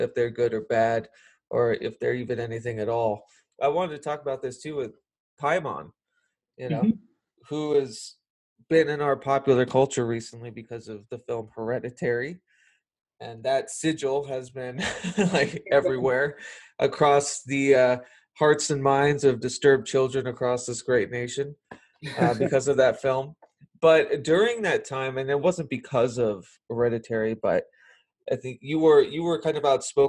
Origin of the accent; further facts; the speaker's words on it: the South, United States; as we call them in the South